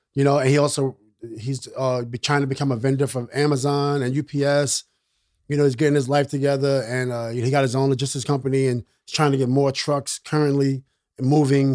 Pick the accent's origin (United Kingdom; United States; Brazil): United States; New York City, New York; I'm from Queensbridge.